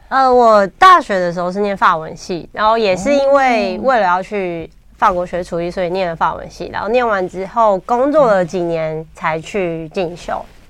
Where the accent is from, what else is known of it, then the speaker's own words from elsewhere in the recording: Hsinchu, Taiwan; moved away as an adult; also born or lived in Taipei; 因为我是新竹人，然后嗯。从小到大，在新竹生活的时候